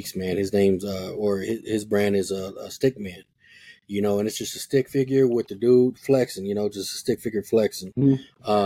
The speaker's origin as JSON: {"language": "English", "town": "Denver", "region": "Colorado", "country": "United States", "tie": "born or raised there", "said": "I grew up in Park Hill"}